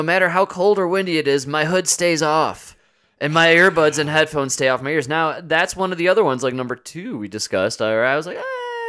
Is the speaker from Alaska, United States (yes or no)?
no; Louisiana, United States; I'm from Louisiana, where they still have "quote unquote" sundown towns.